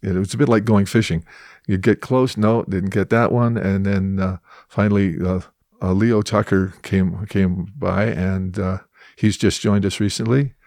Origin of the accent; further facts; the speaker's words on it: Edmonton, Alberta, Canada; now in Calgary, Canada; I'm originally from Edmonton